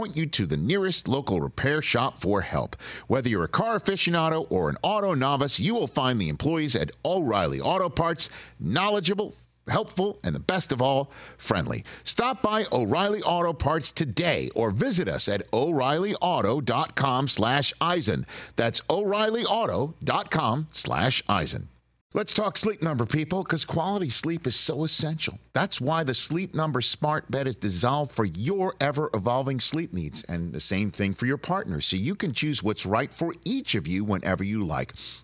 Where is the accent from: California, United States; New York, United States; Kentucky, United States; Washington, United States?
New York, United States; New York City; also born or lived in Staten Island, New York; I am from originally Brooklyn, moved to Staten Island